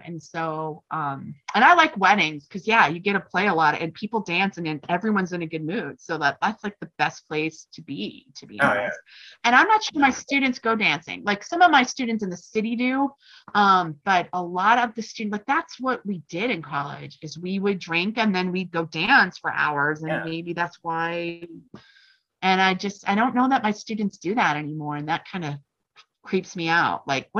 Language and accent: English; Laramie, Wyoming, United States; I guess I don't know country, despite the fact that I grew up in Laramie, I really don't know country music all that well.